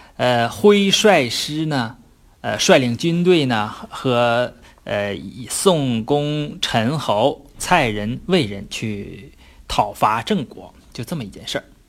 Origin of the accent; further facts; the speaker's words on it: China; 我们中国人